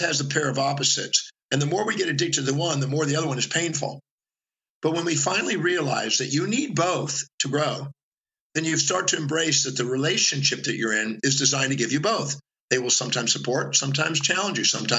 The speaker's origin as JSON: {"language": "English", "town": "Houston", "region": "Texas", "country": "United States", "tie": "born or raised there", "also_born_or_lived": "Richmond, Texas", "said": "I made it through elementary school with the help of those three kids and a couple other ones. And then I moved from Houston, Texas to Richmond, Texas"}